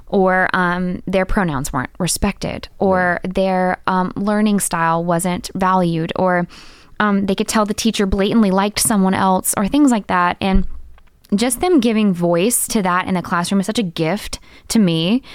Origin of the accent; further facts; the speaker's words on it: Macon, Georgia, United States; moved away as an adult; also born or lived in Decatur, Georgia; now in Portland, United States; I taught for three years in my hometown of Macon, Georgia